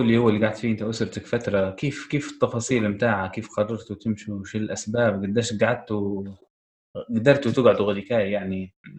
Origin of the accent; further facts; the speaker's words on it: Tripoli, Tripoli District, Libya; احنا كسكان طرابلس